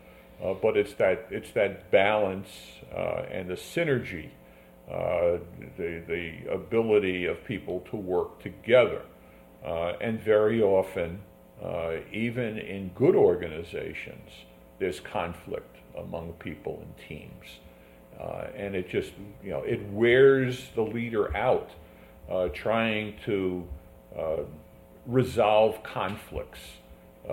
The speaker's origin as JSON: {"language": "English", "town": "New York City", "region": "New York", "country": "United States", "tie": "born or raised there", "said": "I grew up in a tenement in the Bronx"}